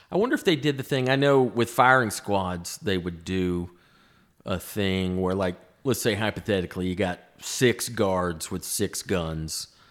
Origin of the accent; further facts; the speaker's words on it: the South, United States; growing up in the South with all the Civil War history around here